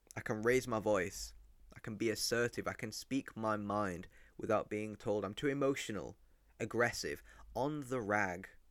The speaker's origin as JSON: {"language": "English", "town": "Rochdale", "region": "North West England", "country": "United Kingdom", "tie": "born or raised there", "also_born_or_lived": "Mexico", "said": "I was brought up in Rochdale"}